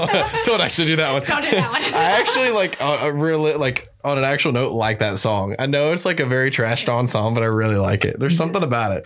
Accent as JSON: {"language": "English", "region": "Alabama", "country": "United States", "said": "I'm from Alabama. I mean, I grew up on it"}